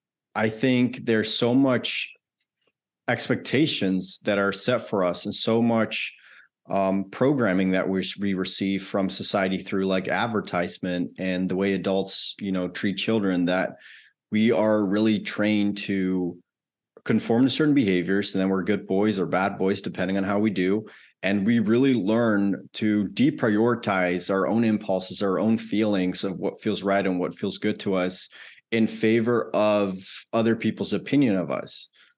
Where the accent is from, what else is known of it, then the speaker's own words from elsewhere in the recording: Netherlands; moved away as an adult; now in United States; I grew up in the Netherlands, actually. I lived there the first 20 or so of my life.